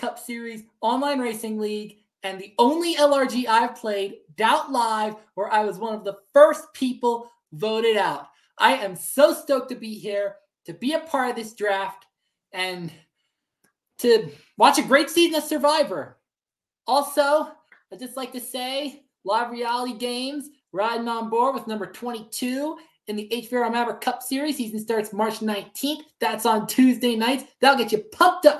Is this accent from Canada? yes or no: no; Florida, United States; now in Utah, United States; I am from Florida, but I am podcasting from Utah